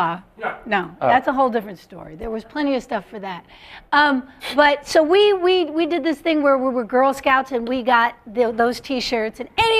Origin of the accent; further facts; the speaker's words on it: New Jersey, United States; because you know I'm from Jersey.